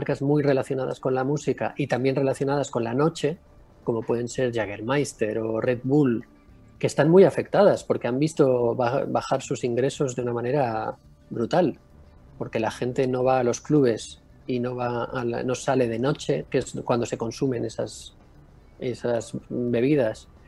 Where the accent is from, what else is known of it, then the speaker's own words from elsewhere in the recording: Balearic Islands, Spain; now in Cádiz, Spain; Eh, no, yo soy de Mallorca.